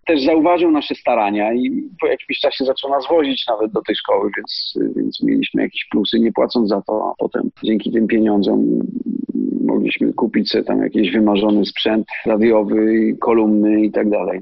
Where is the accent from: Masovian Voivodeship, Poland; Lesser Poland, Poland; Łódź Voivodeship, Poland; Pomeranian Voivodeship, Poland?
Lesser Poland, Poland; Nowy Targ; Ja jestem z Nowego Targu